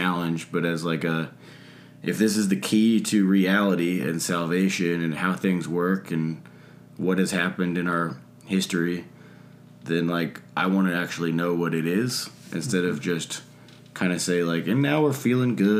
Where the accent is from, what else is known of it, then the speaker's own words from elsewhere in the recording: Atlanta, Georgia, United States; I was raised Methodist here in Atlanta